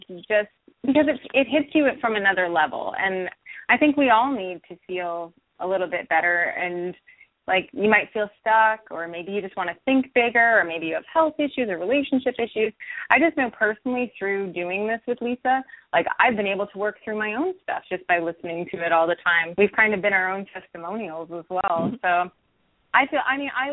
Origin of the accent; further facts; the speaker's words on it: Vancouver, British Columbia, Canada; now in Los Angeles, United States; I'm from Vancouver.